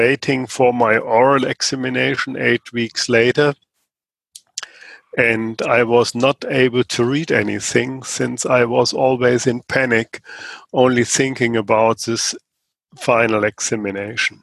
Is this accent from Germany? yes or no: yes; Germany; I'm from Germany